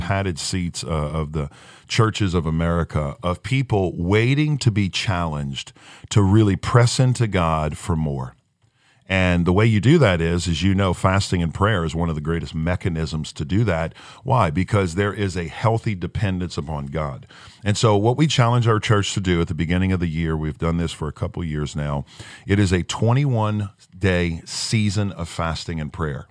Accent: Chalmette, Louisiana, United States; moved away as an adult; We're from Chalmette, Louisiana. We don't leave.

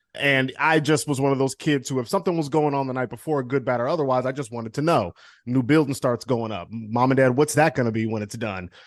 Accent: Cleveland, Ohio, United States; moved away; I'm from Cleveland

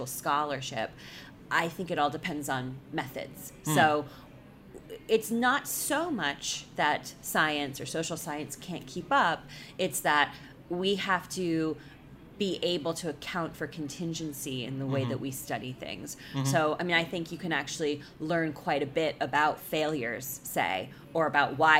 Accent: United States; I'm an American

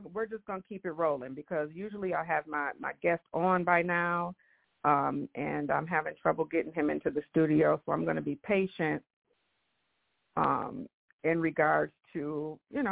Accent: Michigan, United States; I have been born and raised in the United States here in Michigan.

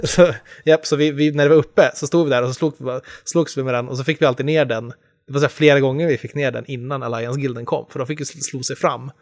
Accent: Enköping, Uppsala County, Sweden; moved away; jag hade alla mina kompisar hemma i Enköping

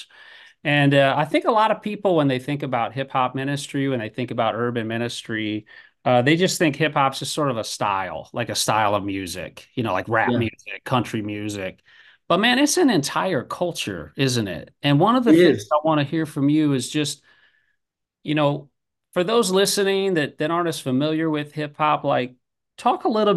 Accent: Iowa, United States; I grew up in Iowa, the Midwest

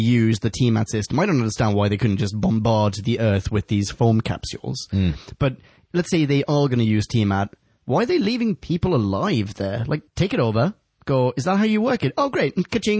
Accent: Stockholm, Stockholm County, Sweden; moved away; I'm from Stockholm.

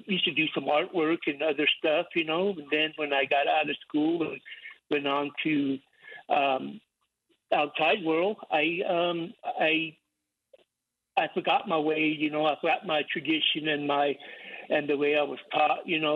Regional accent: Southern Ute Indian Reservation, Colorado, United States; I'm from the Southern Indian Reservation here in Colorado.

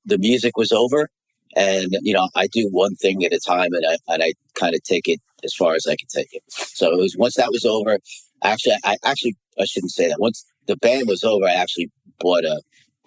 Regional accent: United States; I'm American back then

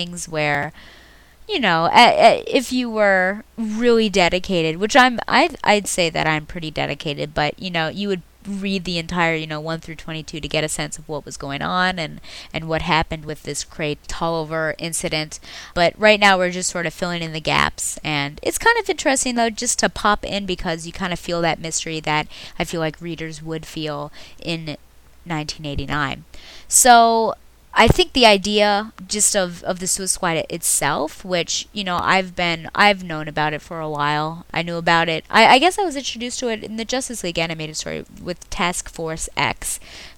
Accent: United States; as an American

